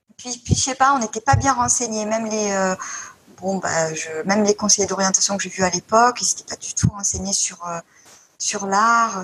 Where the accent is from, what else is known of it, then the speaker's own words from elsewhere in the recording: Marseille, Provence-Alpes-Côte d'Azur, France; je viens de Marseille